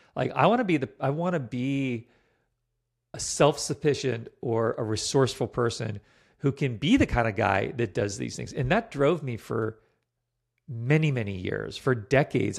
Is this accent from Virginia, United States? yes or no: yes; Virginia, United States; moved away; also born or lived in Vermont; I grew up in Virginia